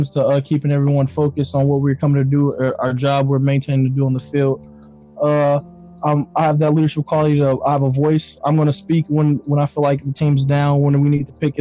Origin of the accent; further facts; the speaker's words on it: Kansas City, Missouri, United States; Kansas City, Missouri native